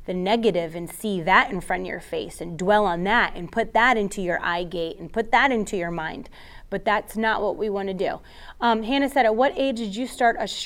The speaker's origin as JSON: {"language": "English", "region": "Florida", "country": "United States", "tie": "born or raised there", "said": "I'm from Florida. I am a Floridian, born and raised."}